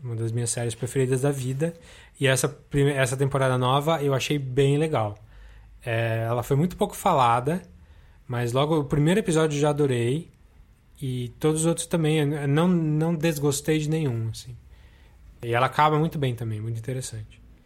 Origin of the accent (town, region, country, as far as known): Brazil; born or raised there